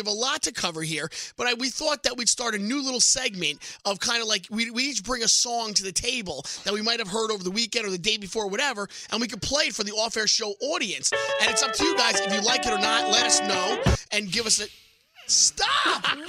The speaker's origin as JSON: {"language": "English", "region": "New Jersey", "country": "United States", "tie": "born or raised there", "said": "I grew up in Jersey."}